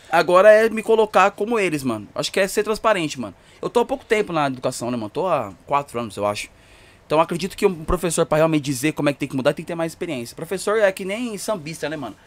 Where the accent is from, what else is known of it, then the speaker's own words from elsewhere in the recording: Poá, São Paulo, Brazil; eu moro em Poá, né? Grande São Paulo, muito longe